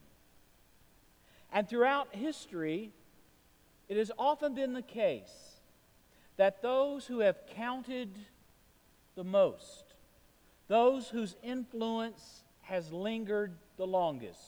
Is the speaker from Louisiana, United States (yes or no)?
no; Chattanooga, Tennessee, United States; moved away; my hometown of Chattanooga. I was born at Erlanger Hospital.